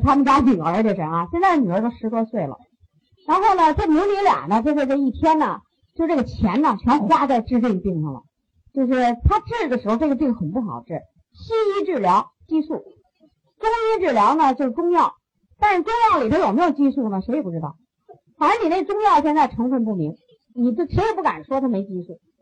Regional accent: China; 我们中国人

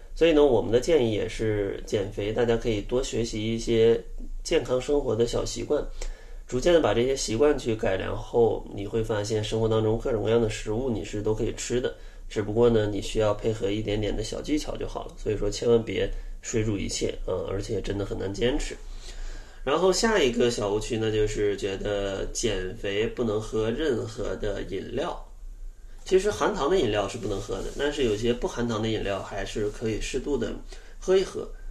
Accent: Northeast China, China; 我是个东北人，呃，小时候吃的真的是挺重口的

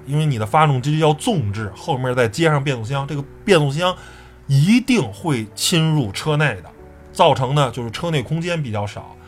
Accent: Beijing, China; 我是一个在和平里长大的

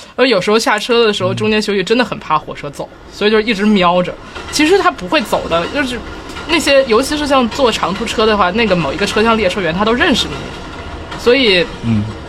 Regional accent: Tianjin, China; 我小的时候有，住在亲戚家，然后当时我在，我是天津人嘛，嗯。然后当时他住在，就是离天津北站比较近的地方

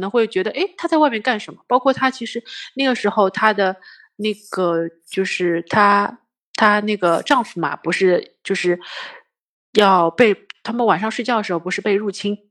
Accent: China; 我们中国人

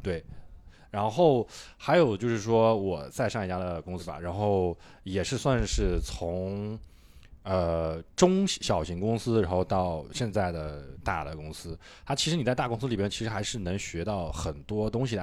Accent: Suqian, Jiangsu, China; moved away as an adult; also born or lived in Nanjing; now in Shanghai, China; 宿迁，啊，因为我家是属于工薪阶层，然后，呃，爸妈都是属于就是算是半个农民这种

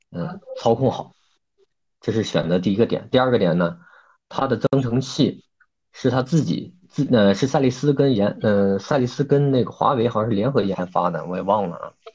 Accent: Hebei, China; 我是一位来自河北的从事外贸行业的一个策主了

